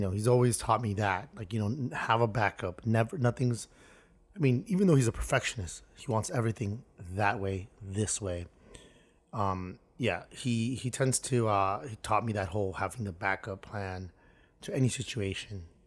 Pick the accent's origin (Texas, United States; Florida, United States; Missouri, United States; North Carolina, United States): Florida, United States; Miami; growing up in Miami